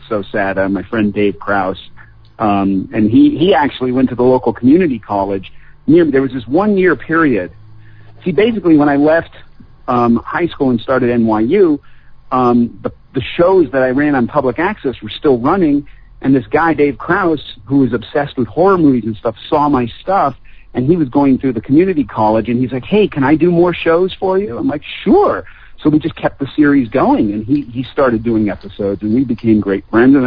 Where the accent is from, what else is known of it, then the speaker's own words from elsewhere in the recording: Longmeadow, Massachusetts, United States; also born or lived in Springfield, Massachusetts / Indian Orchard, Massachusetts; I was born in Springfield, Massachusetts. We lived in a place called Indian Orchard for a while, then we moved to Longmeadow, Massachusetts